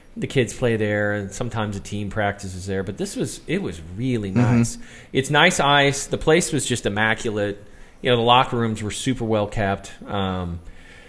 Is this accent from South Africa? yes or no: no; Chicago, Illinois, United States; moved away